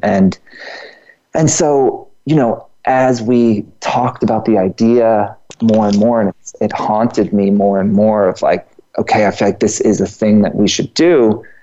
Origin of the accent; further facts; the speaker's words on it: Georgia, United States; moved away; also born or lived in New York; I'm from Georgia.